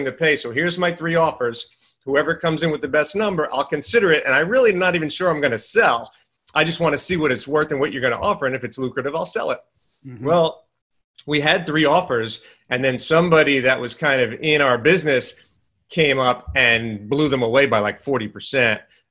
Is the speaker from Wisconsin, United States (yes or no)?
no; New York, United States; moved away as an adult; now in Southern United States; I come from New York. Obviously, I talk fast, walk fast, all that stuff. Down in the South, everything's a lot slower